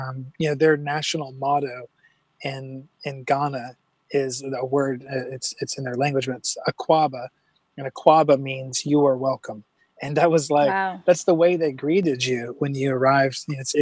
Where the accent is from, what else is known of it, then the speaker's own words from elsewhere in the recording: South Carolina, United States; South Carolina is a wonderful place, a beautiful place. You know, much different, obviously, than the West Coast in so many ways. But definitely a good hometown kind of vibe was what we were raised in.